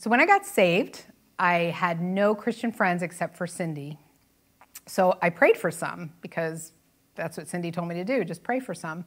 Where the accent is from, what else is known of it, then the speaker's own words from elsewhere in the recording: New Jersey, United States; I was born and raised in New Jersey